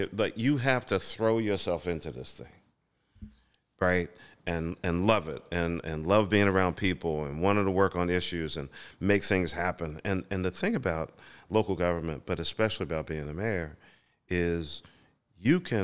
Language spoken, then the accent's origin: English; Philadelphia, Pennsylvania, United States; born or raised there